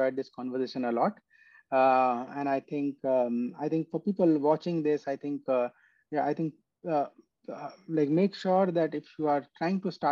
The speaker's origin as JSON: {"language": "English", "country": "India", "tie": "born or raised there", "moved": "as an adult", "said": "flew from US to my hometown"}